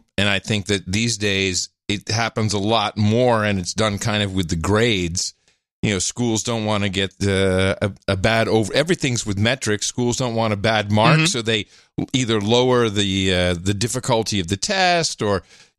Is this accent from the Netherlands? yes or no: yes; Netherlands; moved away; Growing up in the Netherlands, in the Dutch school system